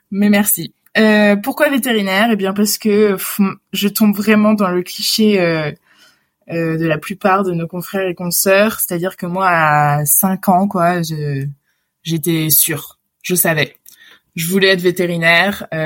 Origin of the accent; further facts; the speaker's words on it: Réunion, France; moved away; quand on est dans ce milieu et quand on vient de la Réunion, finalement, bah, ça va assez vite parce qu'on se fait un réseau assez vite.